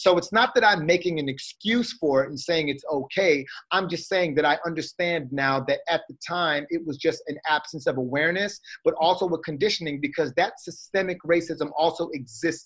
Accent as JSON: {"language": "English", "country": "Trinidad & Tobago", "said": "I'm Trinidadian."}